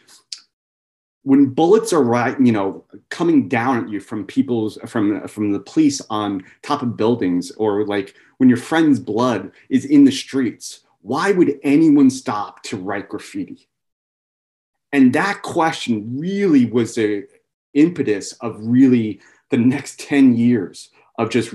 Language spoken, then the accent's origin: English; New York City, New York, United States; I was born and raised in Queens, New York